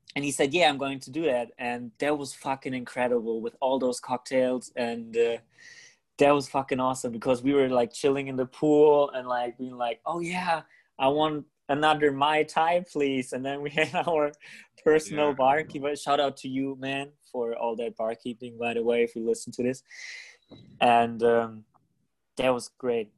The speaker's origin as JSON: {"language": "English", "country": "Germany", "said": "in germany we're not used to having parties like"}